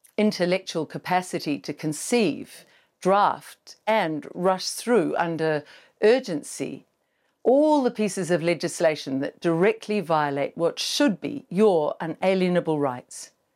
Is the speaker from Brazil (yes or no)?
no; New Zealand; our broken country